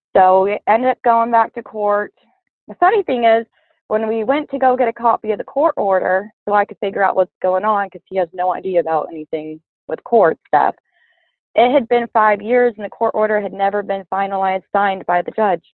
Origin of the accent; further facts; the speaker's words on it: California, United States; I'm from California in the city, total girly girl